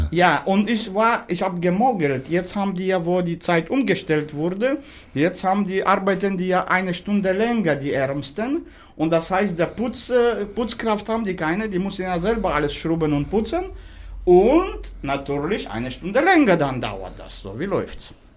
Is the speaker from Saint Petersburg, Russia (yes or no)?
no; Nalchik, Kabardino-Balkaria, Russia; born or raised there; now in Berlin, Germany